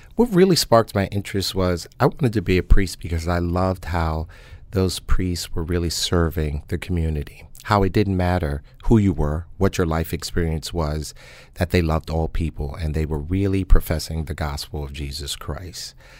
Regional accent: New York City, New York, United States; now in New Haven, United States; I was born and raised in Harlem, New York, um, 125th Street and Madison Avenue

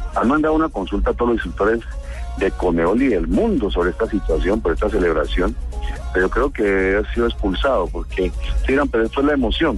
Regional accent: Colombia

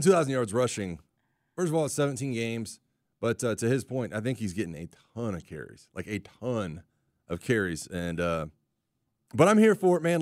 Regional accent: Pensacola, Florida, United States; moved away; Emmett Smith's from my hometown

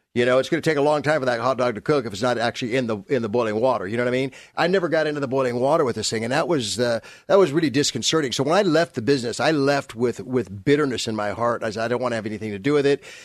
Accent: San Fernando Valley, California, United States; also born or lived in Burbank; I came from, uh, Burbank. Well, actually, I came from the San Fernando Valley area

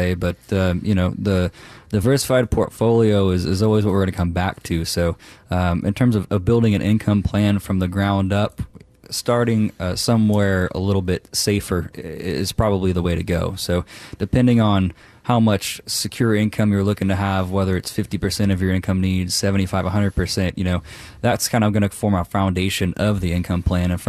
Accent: United States; I'm an American

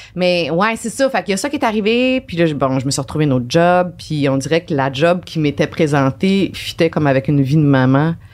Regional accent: Saint-Anselme, Quebec, Canada; moved away as an adult; also born or lived in Jonquière / Chicoutimi / Trois-Rivières; now in Montreal, Canada; je viens de la rive sud de Québec, ok de Saint-Anselme, un tout petit village

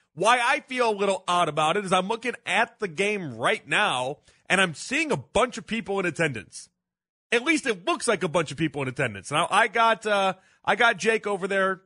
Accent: Chicago, Illinois, United States; now in Cleveland, United States; my hometown in Chicago growing up

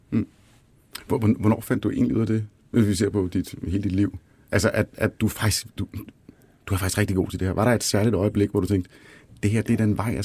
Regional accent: Lolland, Zealand, Denmark; selvom jeg er fra Lolland.

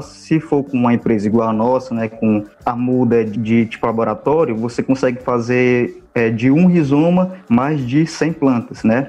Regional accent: Russas, Ceará, Brazil; Eu sou de Russas, né? Eu era de um sítio

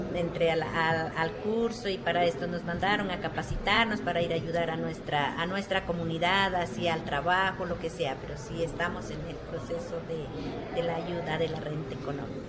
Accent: San Juan de Mayasquer, Nariño, Colombia; allá en Nariño, en nuestra vereda. Allá es un resguardo, es San Juan de Mayasquer se llama.

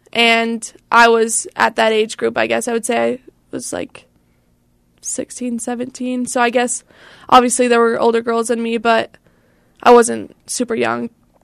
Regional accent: Layton, Utah, United States; So I grew up in Layton, Utah.

